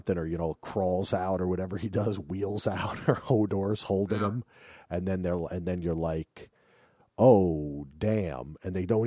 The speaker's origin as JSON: {"language": "English", "region": "New Jersey", "country": "United States", "said": "I'm from Darius, New Jersey"}